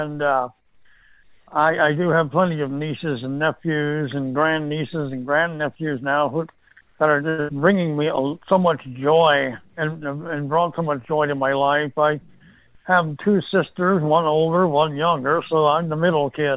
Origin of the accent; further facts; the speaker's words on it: Atlanta, Georgia, United States; I'm from Atlanta, Georgia.